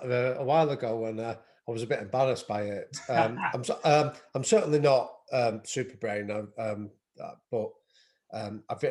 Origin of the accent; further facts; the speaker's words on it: Manchester, North West England, United Kingdom; I grew up in North Manchester